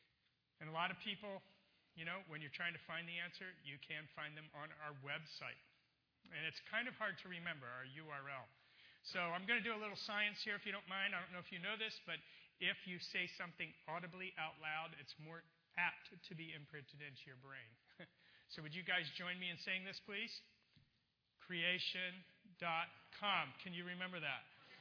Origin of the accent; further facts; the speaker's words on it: Baltimore, Maryland, United States; born there; also born or lived in California; I'm not a native Californian. I was actually born in Baltimore.